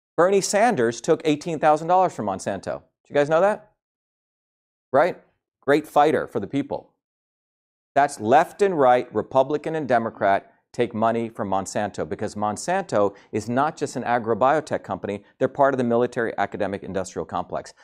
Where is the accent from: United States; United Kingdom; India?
India; moved away; I grew up in India.